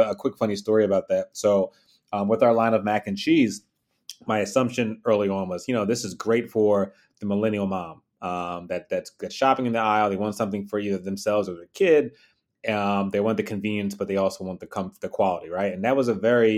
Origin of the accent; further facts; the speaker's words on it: Philadelphia, Pennsylvania, United States; I was born and raised in Philly